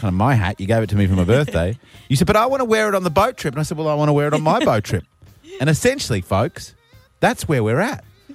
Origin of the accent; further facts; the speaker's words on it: Australia; I'm Australian